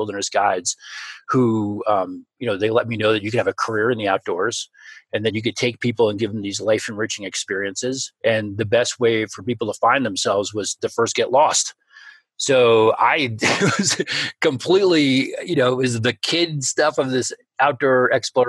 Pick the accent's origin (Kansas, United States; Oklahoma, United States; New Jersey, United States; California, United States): New Jersey, United States; also born or lived in New York City; I was born in New York City and grew up in New Jersey, just across the river